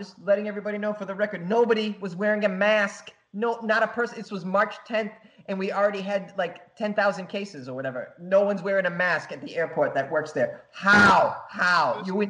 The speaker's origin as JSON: {"language": "English", "country": "Japan", "said": "I thought, well, I'm from Japan. They're gonna take my temperature."}